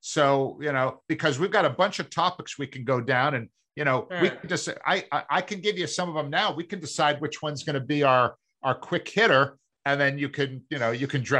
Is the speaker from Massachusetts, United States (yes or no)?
yes; Massachusetts, United States; accent: Boston; moved away; I mean, when I grew up in the Massachusetts area, I had this wicked bad Boston accent, which I, you know, was able to lose, you know, along the way by not living there.